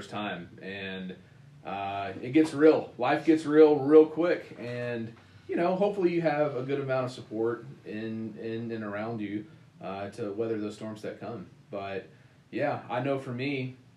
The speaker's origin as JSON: {"language": "English", "region": "the South", "country": "United States", "moved": "yes", "said": "As a Southerner"}